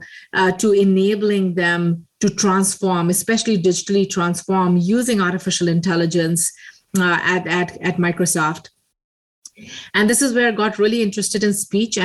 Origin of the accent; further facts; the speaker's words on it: India; moved away; I grew up in India in a very small town in a very eclectic family.